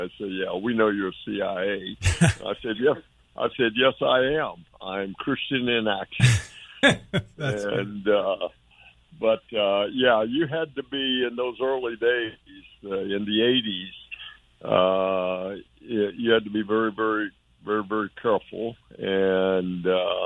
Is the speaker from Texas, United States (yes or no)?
yes; Dallas, Texas, United States; I'm from Dallas, Texas